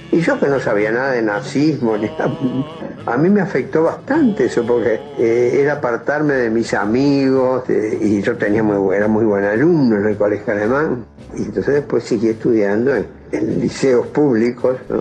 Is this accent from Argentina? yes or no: no; Montevideo, Uruguay; born or raised there; also born or lived in Paso de los Toros / Tacuarembó